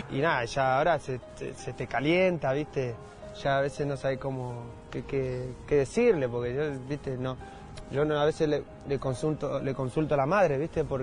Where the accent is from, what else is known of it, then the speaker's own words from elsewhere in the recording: Madrid, Community of Madrid, Spain; born there; entonces ya él sabe que yo nací en Madrid